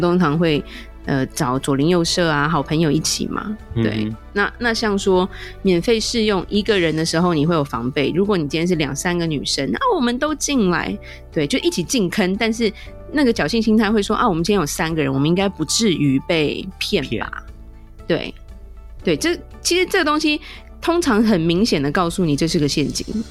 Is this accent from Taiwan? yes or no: yes; Taiwan; 我们台湾人